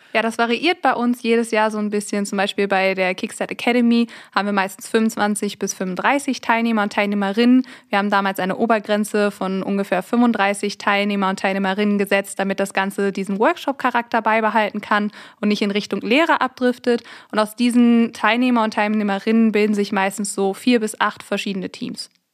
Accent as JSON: {"language": "German", "town": "Raesfeld", "region": "North Rhine-Westphalia", "country": "Germany", "moved": "as an adult", "lives_now": "Münster, Germany", "said": "Ich komme tatsächlich hier aus dem Westmünsterland, aus einem kleinen Ort namens Rasfeld und bin 2017 für mein Masterstudium der Wirtschaftschemie hier nach Münster gezogen."}